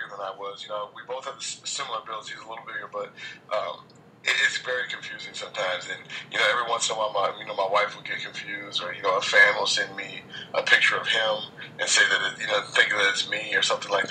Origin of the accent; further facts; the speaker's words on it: Washington, United States; I'm from Washington State, so most of my friends are Seahawks fans